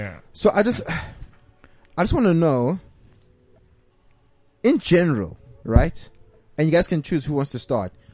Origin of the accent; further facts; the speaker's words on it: South Africa; a South African Zulu man